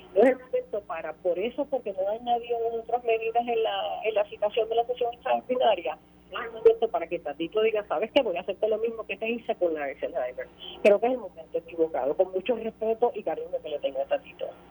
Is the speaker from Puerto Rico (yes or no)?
yes; Puerto Rico; como puertorriqueña